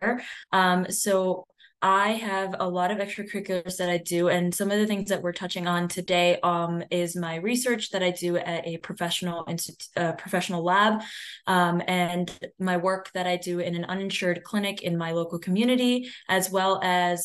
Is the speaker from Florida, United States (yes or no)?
no; Cleveland, Ohio, United States; I'm from Cleveland, Ohio